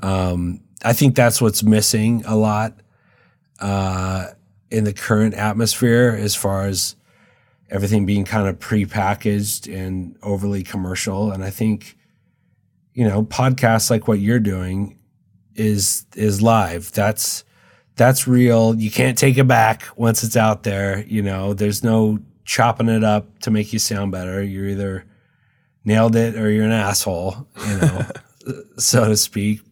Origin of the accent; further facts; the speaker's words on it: Dayton, Washington, United States; moved away as an adult; also born or lived in Pullman, Washington / Reno, Nevada / Tahoe; now in Los Angeles, United States; I was born in Pullman, brought up in Dayton, which is just outside of Walla Walla, a very small town